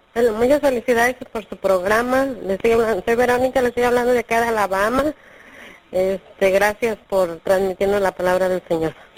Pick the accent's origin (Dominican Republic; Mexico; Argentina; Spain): Mexico; now in New York, United States; soy de México, pero actualmente resido en Nueva York.